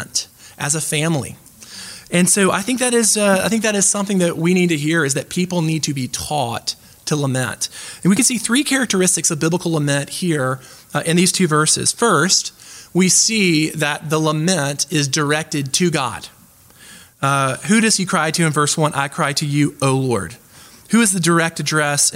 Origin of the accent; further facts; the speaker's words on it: the American South, United States; I'm from the American South